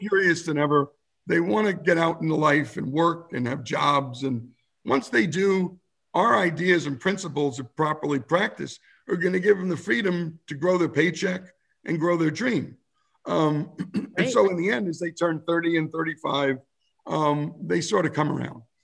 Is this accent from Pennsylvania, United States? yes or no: no; New Jersey, United States; as an Arab in New Jersey, we were blockbusted moving into a white town.